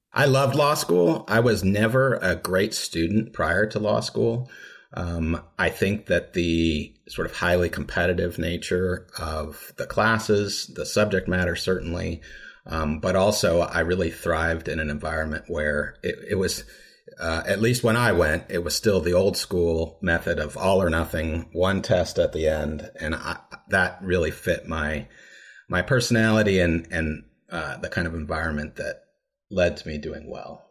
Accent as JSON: {"language": "English", "town": "Lawrence", "region": "Kansas", "country": "United States", "said": "I'm from Lawrence, which is just about thirty miles east of Topeka"}